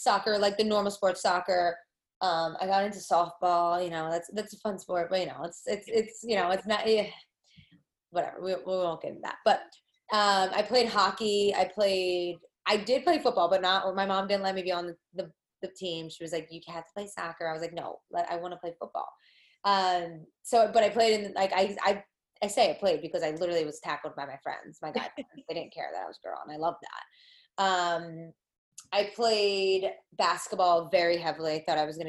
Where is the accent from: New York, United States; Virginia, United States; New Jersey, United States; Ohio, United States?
New Jersey, United States; I'm from Jersey